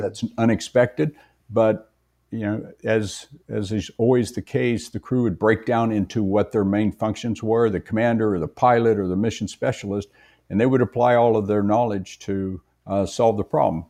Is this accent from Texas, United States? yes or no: yes; West Texas, United States; as a young boy growing up in West Texas